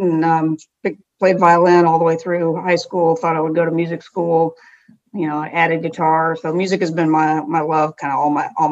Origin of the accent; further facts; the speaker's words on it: Fort Worth, Texas, United States; I grew up in Fort Worth, Texas